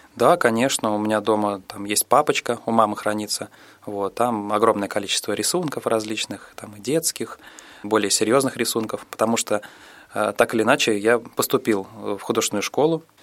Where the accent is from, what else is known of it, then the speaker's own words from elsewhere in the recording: Saransk, Mordovia, Russia; also born or lived in Okha, Sakhalin; С тех пор мы с мамой переехали в Мордовию, город Саранск. Там я и пошел в школу